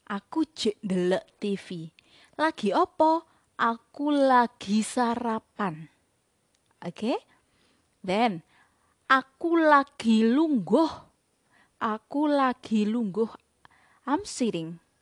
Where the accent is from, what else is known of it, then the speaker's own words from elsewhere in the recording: Blitar, East Java, Indonesia; Saya berasal dari Blitar. Jadi bahasa de, bahasa Jawa daerah Blitar lebih mengarah ke bahasa Jawa dialek Solo Yogyakarta.